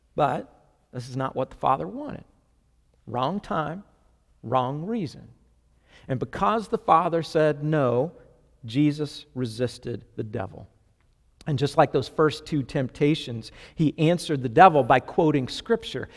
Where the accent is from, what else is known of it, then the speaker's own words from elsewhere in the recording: Florida, United States; I grew up mostly in Florida